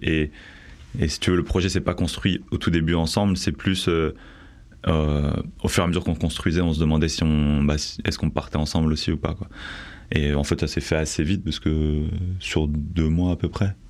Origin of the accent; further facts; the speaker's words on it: Bordeaux, Nouvelle-Aquitaine, France; also born or lived in Paris; je viens de Bordeaux à la base, j'ai vécu à peu près 7 ans sur Paris